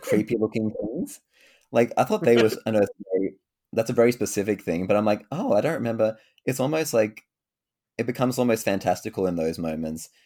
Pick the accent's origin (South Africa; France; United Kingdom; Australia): Australia; Sydney, New South Wales; I'm from Sydney, um, Canada, no, uh, Sydney, Australia